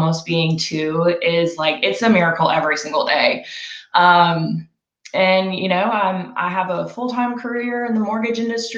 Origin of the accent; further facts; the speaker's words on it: Roswell, Georgia, United States; I am from Roswell, Georgia, grew up in the area